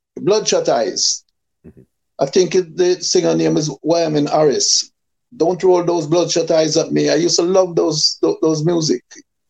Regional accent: Kingston, Jamaica; also born or lived in Clarendon, Jamaica; I was born in Clarendon, a place called Crooked River, a district called Culloden. Mm-hmm. And I left for Kingston about 1 year old.

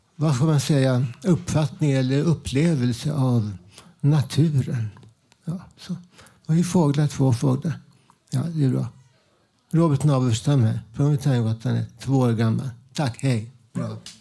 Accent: Stockholm, Stockholm County, Sweden; min uppväxt när jag var två, tre år. bodde jag ensam med morsan i Vällingby

